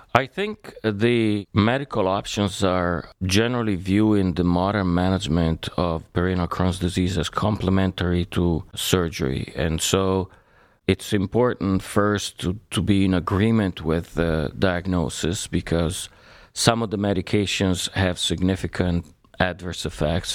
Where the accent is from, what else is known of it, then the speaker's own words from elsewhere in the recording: Italy; moved away as an adult; now in United States; I was born in Italy and I went to medical school there.